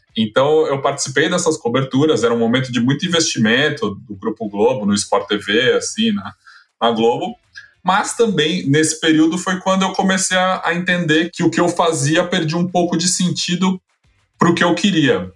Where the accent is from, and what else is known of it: São Paulo, Brazil; born or raised there